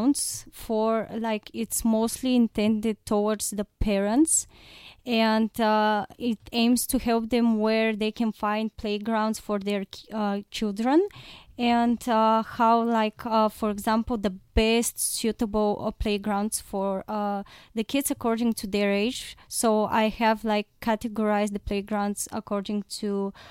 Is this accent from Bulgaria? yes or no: yes; Plovdiv, Plovdiv Province, Bulgaria; I'm from Plovdiv.